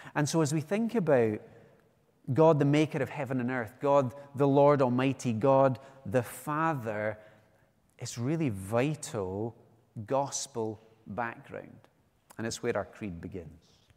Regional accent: West Coast of Scotland, United Kingdom; now in Edinburgh, United Kingdom; I'm from the West Coast

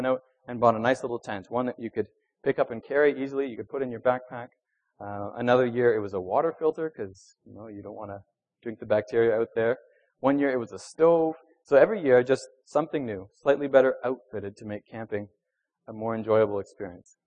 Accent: Venezuela; moved away; I grew up in Venezuela.

